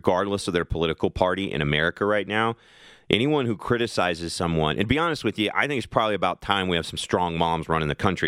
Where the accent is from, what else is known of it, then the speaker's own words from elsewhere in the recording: Kentucky, United States; my home state of Kentucky